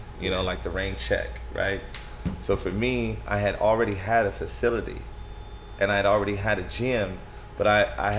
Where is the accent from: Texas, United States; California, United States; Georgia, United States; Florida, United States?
California, United States; Stockton; also born or lived in Sacramento; I'm from Stockton, born and raised.